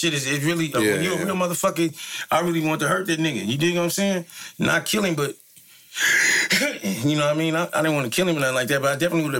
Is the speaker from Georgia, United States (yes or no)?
no; San Francisco, California, United States; I'm from Fillmore. I just want to be a solid Fillmore nigga first. I'd rather die there than anywhere in the world.